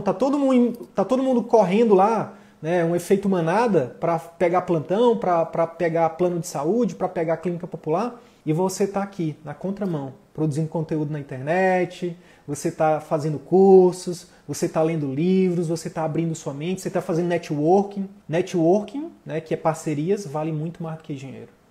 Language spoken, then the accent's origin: Portuguese; Piauí, Brazil; a gente é do Piauí